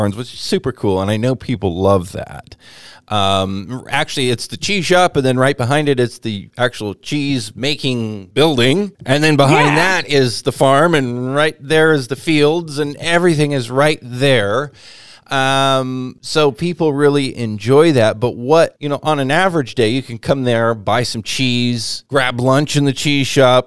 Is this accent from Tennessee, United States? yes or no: no; Whatcom County, Washington, United States; as a farm kid, grew up here in Whatcom County, around dairy and berry farming